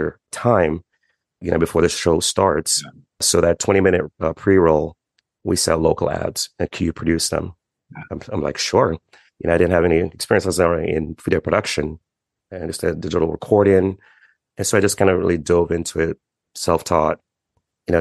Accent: Miami Beach, Florida, United States; also born or lived in Jamaica; we grew up on Miami Beach, South Beach.

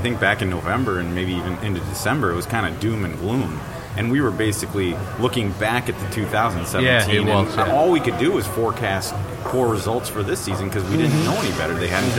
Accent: East Coast, United States; now in Minnesota, United States; I grew up on the East Coast

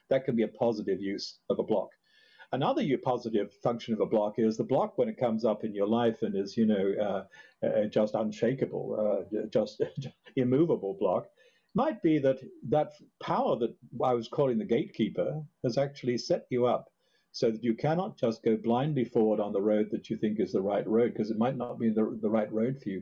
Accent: Australia; now in Hudson Valley, United States; I grew up in Australia

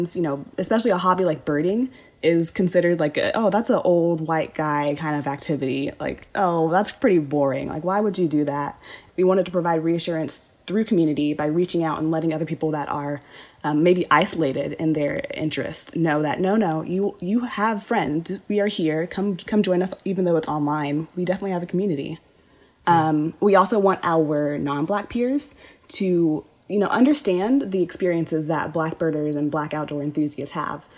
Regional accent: San Antonio, Texas, United States; I am from San Antonio, Texas. I was definitely a very outdoorsy kid growing up

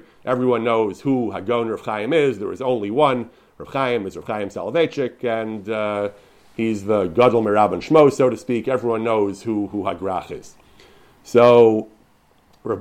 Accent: United States; I grew up in the American Litvish yeshiva world

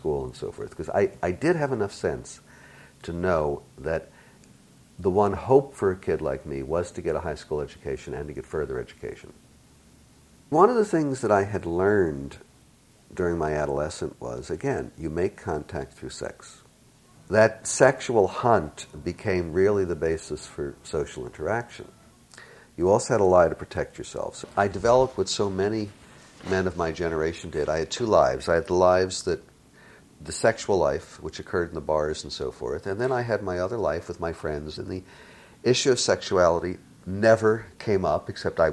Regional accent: Philadelphia, Pennsylvania, United States; I was born in Philadelphia, very poor, very, very poor

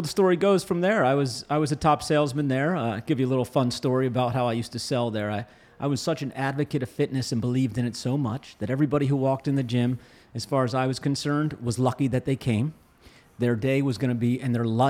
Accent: outside of Philadelphia, New Jersey, United States; I'm from South Jersey, born and raised outside of Philadelphia

